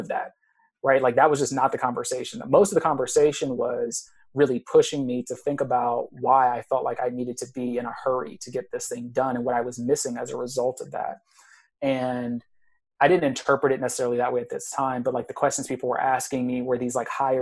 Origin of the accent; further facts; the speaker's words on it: Texas, United States; moved away as an adult; also born or lived in Arizona; I'm originally from Texas